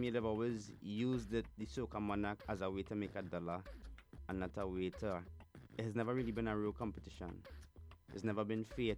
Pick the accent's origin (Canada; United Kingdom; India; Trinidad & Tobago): Trinidad & Tobago; Petit Valley; now in United States; born Pitti Valley, Trinidad and Tobago is where I grew up